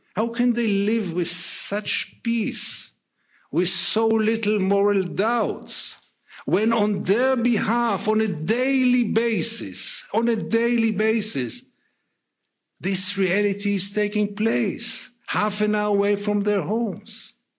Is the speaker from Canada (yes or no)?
no; Israel; I'm an Israeli. I was born in Israel.